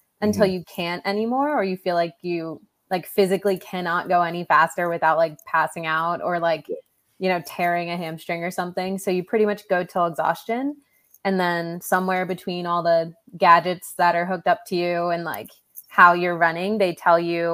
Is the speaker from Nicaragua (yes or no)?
no; New Jersey, United States; also born or lived in Okinawa, Japan; I was born on an island and I grew up in New Jersey